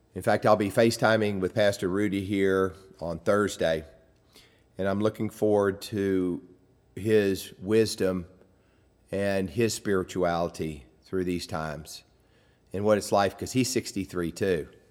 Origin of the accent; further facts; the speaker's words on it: United States; growing up in America